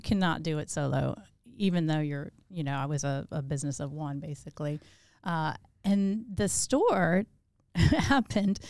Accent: Louisiana, United States; also born or lived in Chicago; now in Augusta, United States; I, uh, was born in Chicago. I grew up in Louisiana, and I moved here in ninety-eight

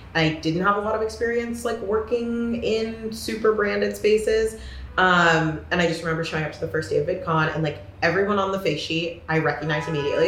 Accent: Corvallis, Oregon, United States; I grew up in Corvallis, Oregon

